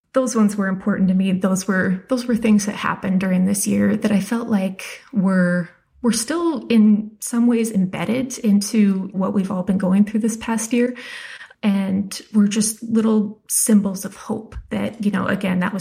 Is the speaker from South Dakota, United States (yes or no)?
yes; South Dakota, United States; moved away; also born or lived in Wyoming; I grew up in South Dakota and Wyoming.